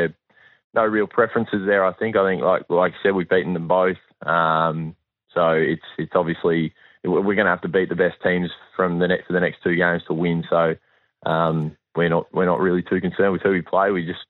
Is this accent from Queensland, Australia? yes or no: yes; Queensland, Australia; It's a good thing as a Queenslander to have an underdog tag, that's for sure.